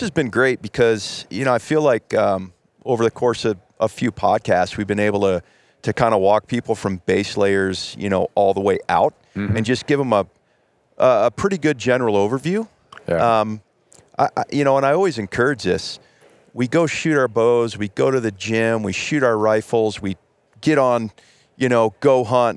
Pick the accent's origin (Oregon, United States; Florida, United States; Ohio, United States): Ohio, United States; I grew up in Ohio